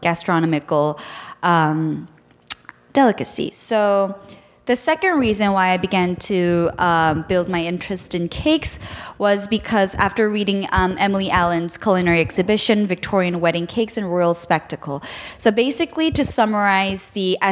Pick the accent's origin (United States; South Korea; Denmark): South Korea; I'm from Korea